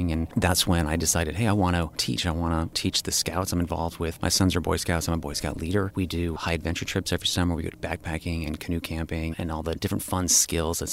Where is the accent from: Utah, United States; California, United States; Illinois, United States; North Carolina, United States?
California, United States; Malibu; also born or lived in Newport Beach, California; I grew up in Malibu in Zuma area